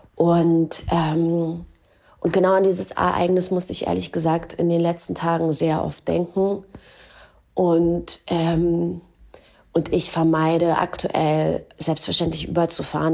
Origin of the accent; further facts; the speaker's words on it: Germany; ich bin deutsche Jüdin